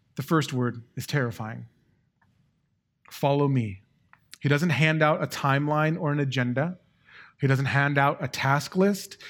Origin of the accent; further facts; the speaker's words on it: Long Beach, California, United States; growing up in Long Beach